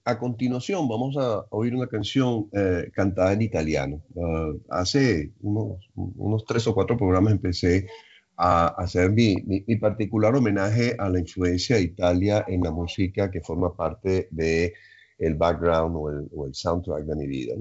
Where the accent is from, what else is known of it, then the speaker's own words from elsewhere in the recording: Caracas, Capital District, Venezuela; Estaba viendo en los Chaguaramas y me fui a vivir a Cumbres de Curúmenes.